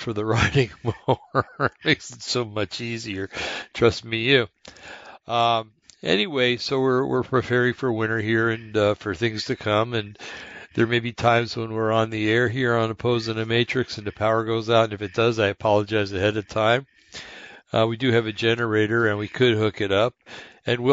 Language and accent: English; East Rutherford, New Jersey, United States; moved away; brought up back in New Jersey, and I know I've told you guys this plenty of times, Bergen County, New Jersey, a little town called East Rutherford